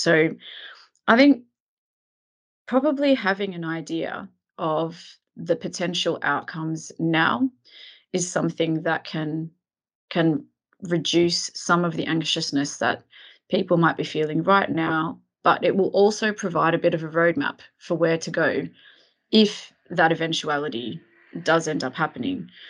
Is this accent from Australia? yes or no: yes; Melbourne, Victoria, Australia; moved away as an adult; now in London, United Kingdom; I'm originally from Melbourne, Australia. I grew up there and lived some of my early adult life there